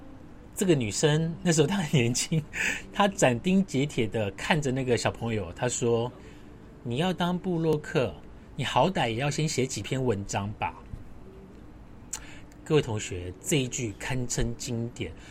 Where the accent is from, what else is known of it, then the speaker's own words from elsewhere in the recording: Su'ao, Yilan County, Taiwan; now in Taipei, Taiwan; 如果你真我问我我老家在哪里，我的老家是在苏澳跟南方澳。那你问我为什么要继续待在台北？